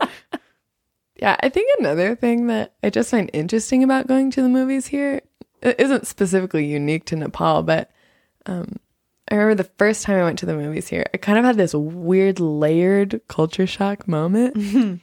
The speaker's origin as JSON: {"language": "English", "country": "United States", "said": "as an American"}